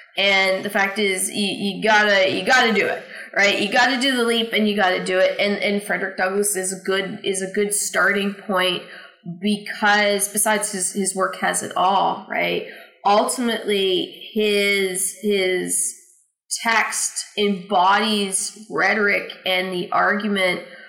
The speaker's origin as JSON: {"language": "English", "country": "Canada", "moved": "yes", "lives_now": "United States", "said": "I'm from Canada"}